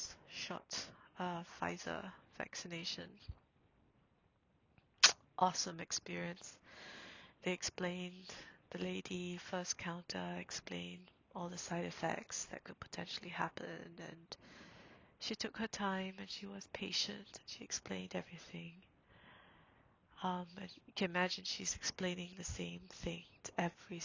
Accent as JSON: {"language": "English", "country": "Singapore", "moved": "yes", "said": "I'm from Singapore"}